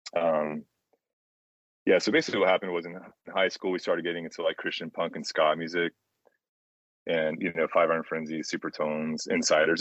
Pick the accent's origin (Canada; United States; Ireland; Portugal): United States; Jacksonville, Florida; I'm from Jacksonville